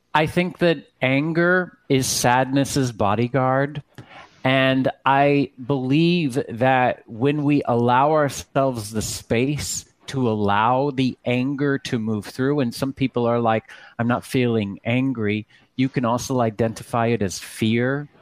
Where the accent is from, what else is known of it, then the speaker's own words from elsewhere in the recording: Texas, United States; I come from Texas, and my my father had a church in Sugar Land